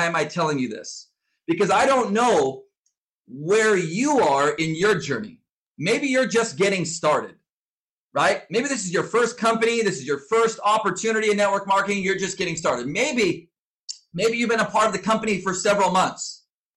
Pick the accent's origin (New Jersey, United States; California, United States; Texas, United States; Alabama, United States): California, United States; Southern; I was born and raised in Southern California. I grew up on the beach